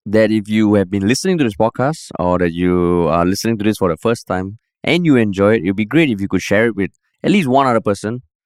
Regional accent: Singapore; just a regular Singaporean

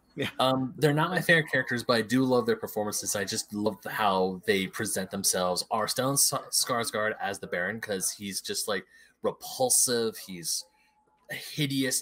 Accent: United States; I grew up in America

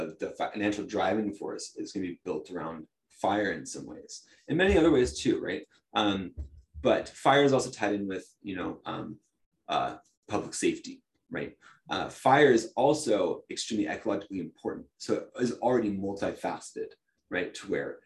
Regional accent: Talent, Oregon, United States; I grew up in Talent

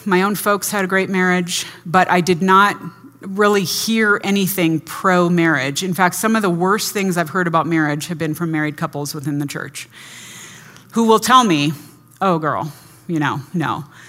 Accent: California, United States; I grew up in the California public schools

